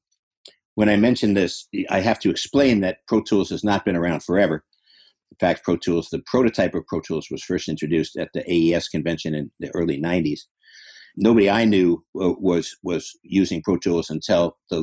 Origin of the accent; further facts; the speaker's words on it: New York, United States; moved away as an adult; also born or lived in Boston; I was from New York